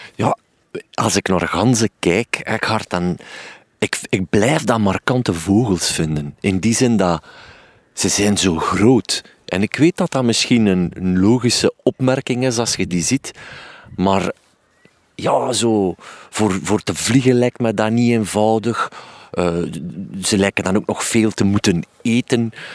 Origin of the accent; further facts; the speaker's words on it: Waasland, Flanders, Belgium; ik kom van het Waasland